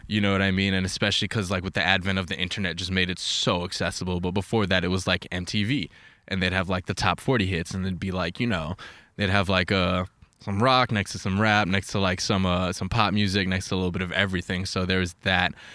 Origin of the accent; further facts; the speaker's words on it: New York, United States; moved away as an adult; I grew up in New York